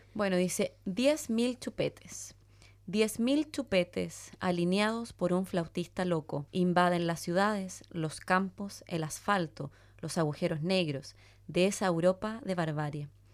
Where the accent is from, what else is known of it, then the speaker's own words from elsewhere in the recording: Chile; moved away; yo para mí era chilena, vivía al final del mundo.